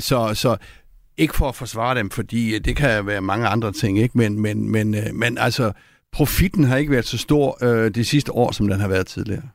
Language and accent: Danish; Copenhagen, Capital Region of Denmark, Denmark; som københavner